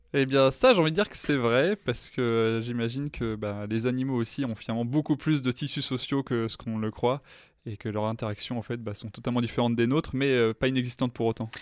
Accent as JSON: {"language": "French", "country": "France", "said": "en tant que Français"}